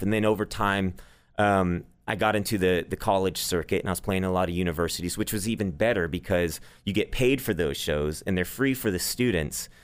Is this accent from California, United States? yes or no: no; Dallas, Texas, United States; also born or lived in Nashville; I grew up here